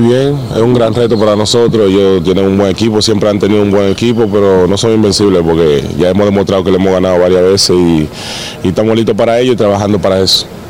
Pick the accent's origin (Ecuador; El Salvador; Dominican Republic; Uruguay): Dominican Republic; moved away as an adult; now in Bilbao, Spain; estar acá en mi país